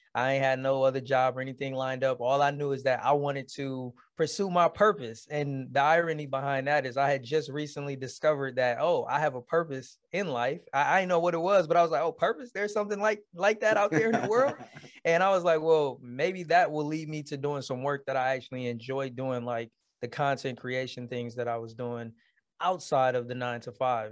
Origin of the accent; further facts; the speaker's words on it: Detroit, Michigan, United States; born and raised in Detroit, Michigan